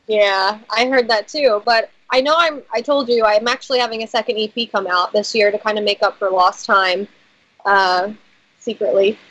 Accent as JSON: {"language": "English", "town": "Philadelphia", "region": "Pennsylvania", "country": "United States", "said": "I'm from Philadelphia."}